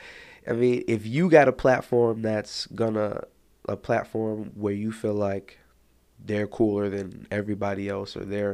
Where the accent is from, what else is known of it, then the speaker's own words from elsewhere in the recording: Chicago, Illinois, United States; I'm from Chicago